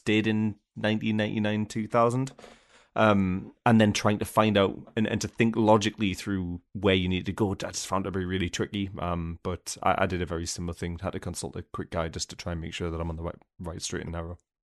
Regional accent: United Kingdom; as a British person

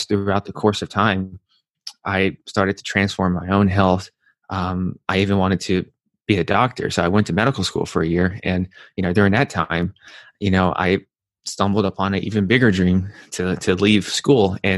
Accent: Nashville, Tennessee, United States; moved away as an adult; also born or lived in New York; I'm from Nashville, Tennessee, and I come from a family that's not that healthy

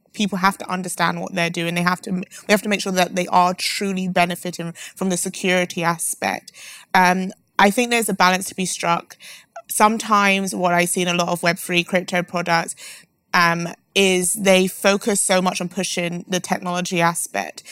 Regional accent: London, United Kingdom; I'm from London

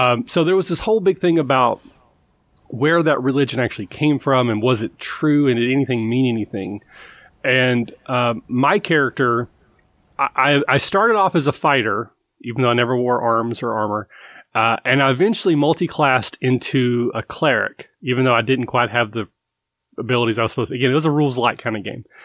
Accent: Kentucky, United States; I'm from Kentucky

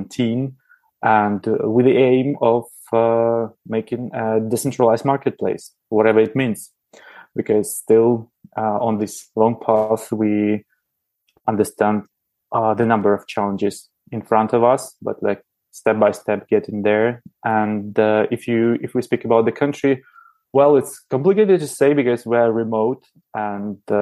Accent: Belarus; moved away as an adult; now in Prague, Czechia; originally I come from Belarus, the country in the Eastern Europe

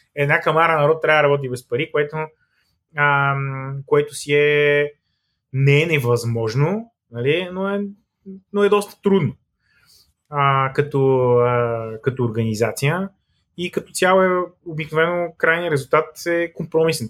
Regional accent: Bulgaria; also born or lived in Sofia; като българи

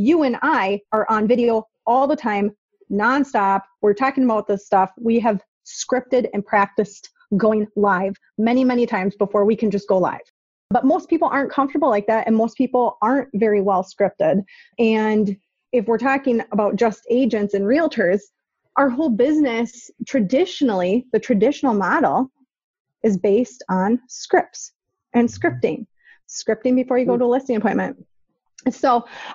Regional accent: Minnesota, United States; I'm from Minnesota. The accent is real. It's authentic.

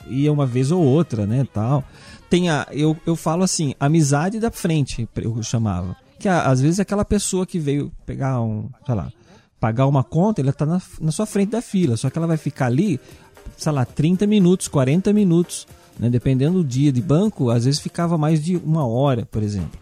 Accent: São Paulo, Brazil; como bom paulista

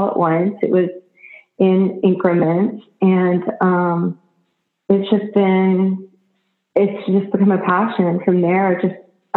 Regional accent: Austin, Texas, United States; I grew up in Austin, Texas

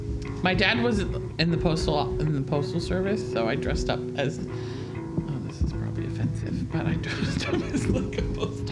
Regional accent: Jersey Shore, New Jersey, United States; I grew up on the Jersey Shore.

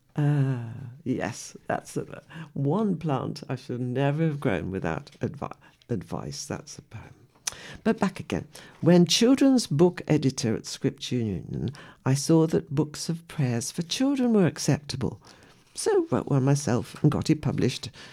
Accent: West Midlands, United Kingdom; I was born in the West Midlands, an industrial area where sometimes we heard lions roaring

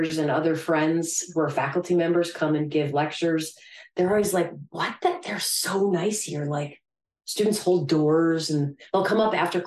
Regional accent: New Hampshire, United States; moved away as an adult; also born or lived in Philadelphia, Pennsylvania; now in South Jersey, United States; I'm from New Hampshire. And I grew up in like the suburbs

